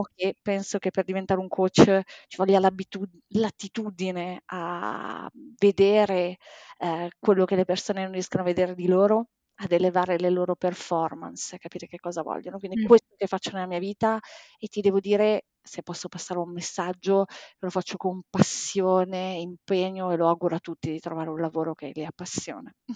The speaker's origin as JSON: {"language": "Italian", "town": "Bologna", "region": "Emilia-Romagna", "country": "Italy", "moved": "as an adult", "lives_now": "Milan, Italy", "said": "adesso abito da due anni a Milano, in realtà io sono di Bologna sono originaria di Bologna"}